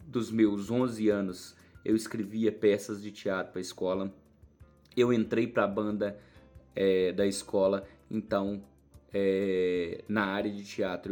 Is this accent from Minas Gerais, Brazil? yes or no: yes; Araponga, Minas Gerais, Brazil; eu sou de Araponga, Minas Gerais